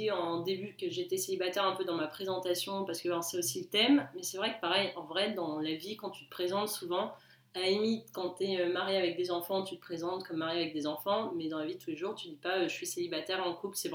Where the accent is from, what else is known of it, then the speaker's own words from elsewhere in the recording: Toulon, Provence-Alpes-Côte d'Azur, France; moved away as an adult; now in Paris, France; j'ai 28 ans. Euh, je vis actuellement à Paris depuis à peu près, euh, je pense, 5 ans maintenant. Je suis originaire de Toulon.